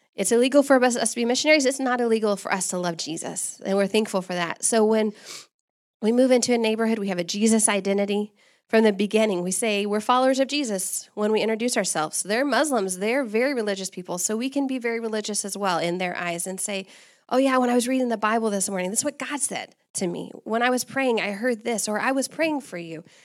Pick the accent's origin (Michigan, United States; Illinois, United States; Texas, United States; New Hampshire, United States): Texas, United States; moved away as an adult; also born or lived in Sudan / Kenya; now in Comoros; I'm actually from Texas